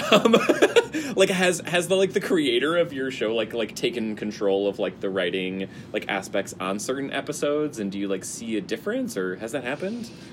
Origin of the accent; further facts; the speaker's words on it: Chicago, Illinois, United States; moved away; I'm from Chicago